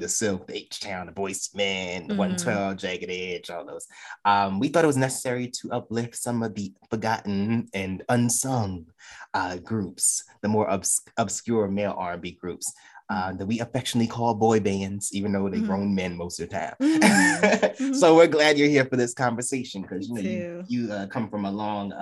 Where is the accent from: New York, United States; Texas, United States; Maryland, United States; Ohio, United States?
New York, United States; New York City; I'm from Brooklyn